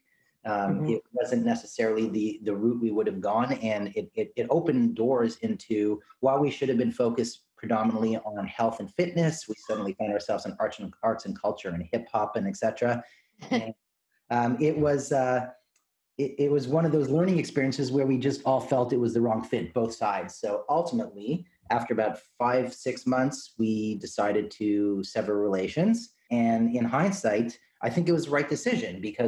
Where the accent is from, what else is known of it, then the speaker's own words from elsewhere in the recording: Canada; as a Canadian